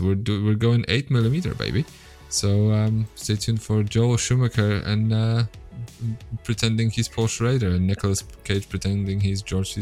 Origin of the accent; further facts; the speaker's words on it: Poland; I'm from Poland